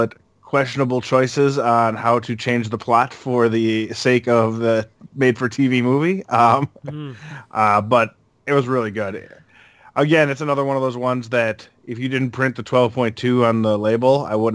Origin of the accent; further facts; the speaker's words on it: outside the suburbs of Milwaukee, Wisconsin, United States; The shithole I grew up in is like the first place outside of the suburbs of Milwaukee